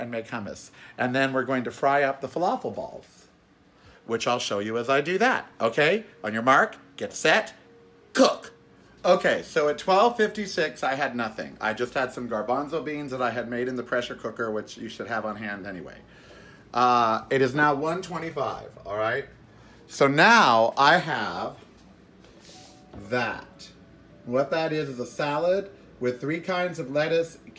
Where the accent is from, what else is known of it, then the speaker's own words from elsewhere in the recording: Miami Beach, Florida, United States; I was born in Miami Beach